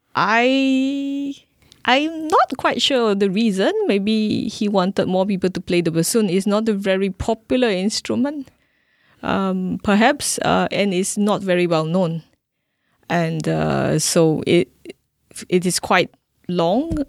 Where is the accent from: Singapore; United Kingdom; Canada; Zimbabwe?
Singapore; I'm a Singaporean classical musician